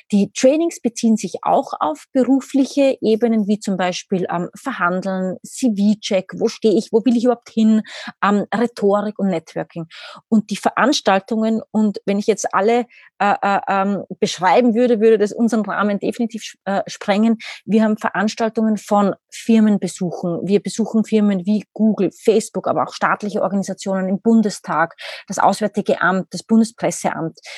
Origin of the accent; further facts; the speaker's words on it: Austria; now in Berlin, Germany; Ich selbst, man hört es, ich bin Österreicherin, lebe aber mittlerweile seit zehn oder elf Jahren, glaube ich, mittlerweile in Berlin.